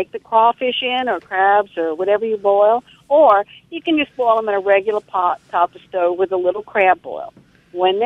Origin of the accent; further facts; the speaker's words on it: New Orleans, Louisiana, United States; I'm from New Orleans